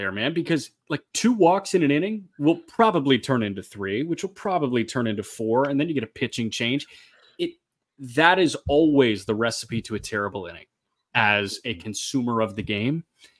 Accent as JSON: {"language": "English", "town": "Oak Park", "region": "Illinois", "country": "United States", "tie": "born or raised there"}